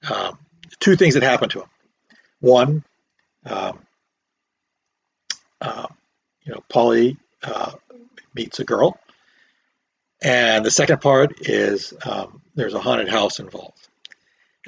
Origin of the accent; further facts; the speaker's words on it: Long Beach, California, United States; also born or lived in San Francisco, California; I picked Long Beach because that's where I grew up